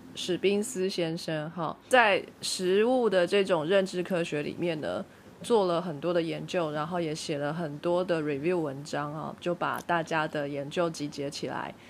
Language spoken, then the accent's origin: Chinese; Taiwan; 让我们台湾人本人都非常地惊讶了